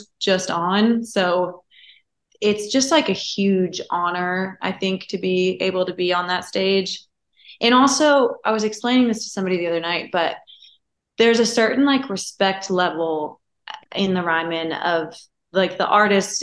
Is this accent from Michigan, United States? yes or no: no; Napa Valley, California, United States; California. I'm from Napa Valley. So I'm from the northern part.